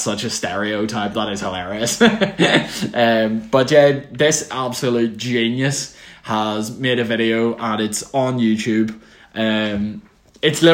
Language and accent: English; Northern Ireland, United Kingdom